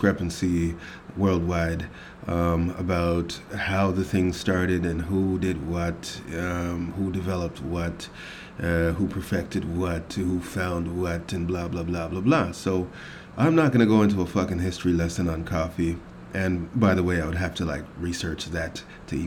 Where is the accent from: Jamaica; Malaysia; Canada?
Jamaica; moved away; Being a Jamaican